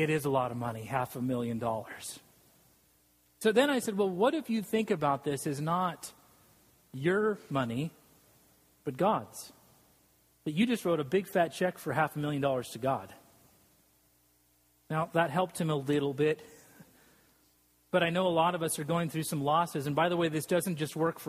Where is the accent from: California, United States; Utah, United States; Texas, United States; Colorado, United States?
Utah, United States; Salt Lake City; moved away; I grew up in Salt Lake City, Utah, and I'm a non-Mormon